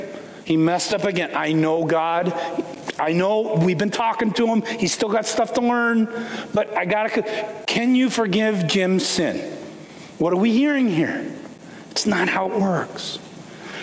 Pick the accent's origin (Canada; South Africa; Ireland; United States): Canada; I grew up in Canada